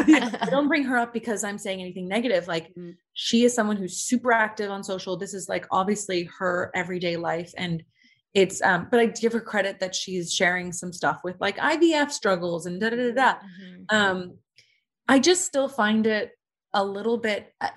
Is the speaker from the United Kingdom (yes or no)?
yes; United Kingdom; I'm British.